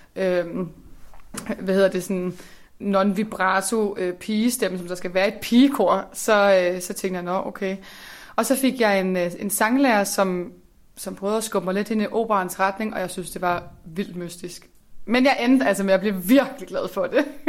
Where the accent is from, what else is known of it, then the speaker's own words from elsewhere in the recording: Slagelse, Zealand, Denmark; moved away; jeg kommer fra Slagelse